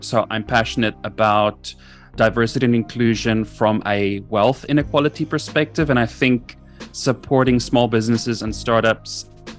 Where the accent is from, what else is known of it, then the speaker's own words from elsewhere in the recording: South Africa; also born or lived in United Kingdom / Middle East; I am from South Africa. My accent might sound a bit funny. That's because I've lived in various parts of the world. I am in South Africa at the moment, but I'm educated in the UK.